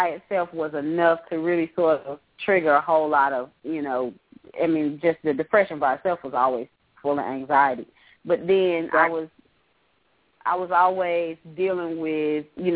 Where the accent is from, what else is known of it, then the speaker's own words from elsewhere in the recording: Greensboro, North Carolina, United States; my hometown in Greensboro